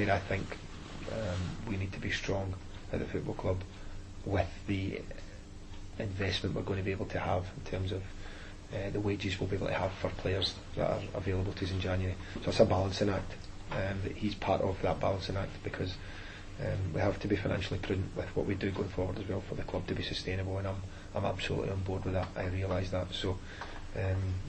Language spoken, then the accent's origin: English; Scotland, United Kingdom; moved away; I'm Scottish.